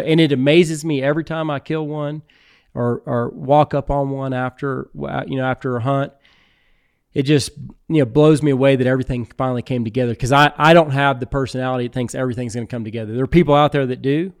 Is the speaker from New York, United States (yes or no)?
no; Texas Hill Country, United States; also born or lived in Houston, Texas / Austin, Texas; I grew up in the Texas Hill Country